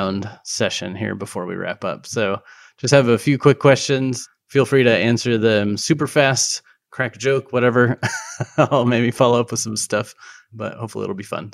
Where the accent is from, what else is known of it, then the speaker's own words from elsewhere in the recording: Golden, Colorado, United States; moved away; also born or lived in Arvada; originally from kind of the Arvada Golden area